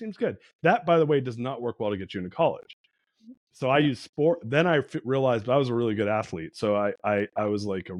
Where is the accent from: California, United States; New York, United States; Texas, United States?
California, United States; Southern; also born or lived in San Francisco; born and raised in SoCal